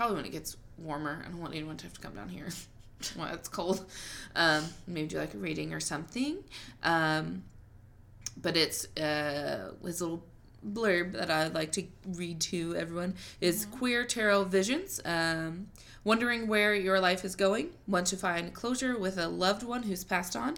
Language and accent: English; Missouri, United States; I'm from Missouri